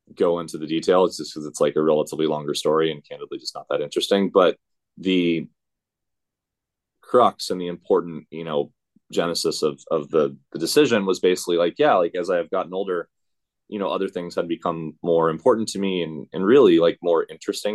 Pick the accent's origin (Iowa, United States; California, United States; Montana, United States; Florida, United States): California, United States; Orange County; I grew up in Orange County